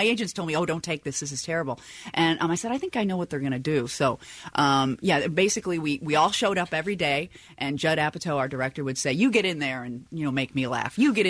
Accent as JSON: {"language": "English", "town": "Chicago", "region": "Illinois", "country": "United States", "moved": "yes", "said": "I was still living in Chicago. I'm from Chicago. I was still living there."}